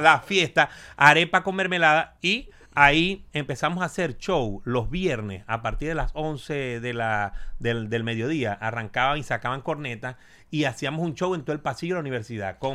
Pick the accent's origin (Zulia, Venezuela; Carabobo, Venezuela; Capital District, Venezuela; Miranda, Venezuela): Zulia, Venezuela; Maracaibo; now in United States; llego a Maracaibo y yo dije, bueno, ya llegué mi tierra